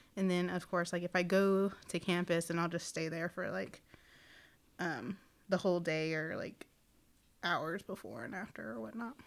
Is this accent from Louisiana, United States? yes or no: no; Seminole, Oklahoma, United States; also born or lived in Chickasaw Country; I was raised in Seminole, Oklahoma